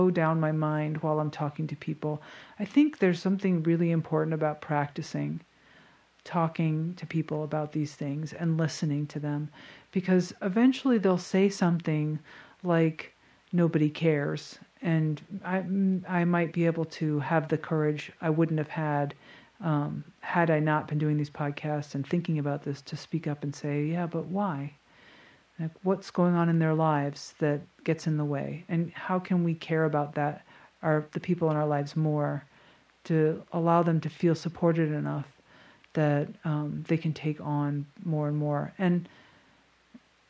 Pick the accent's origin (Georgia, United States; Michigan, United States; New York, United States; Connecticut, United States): Connecticut, United States; a pretty wealthy town in; my hometown